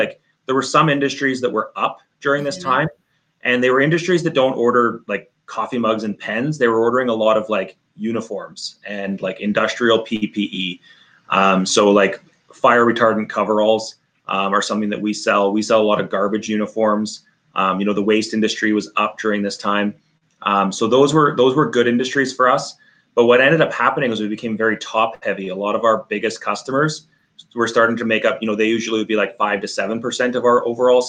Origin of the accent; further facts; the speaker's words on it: Northern Canada, Canada; We're from Northern Canada.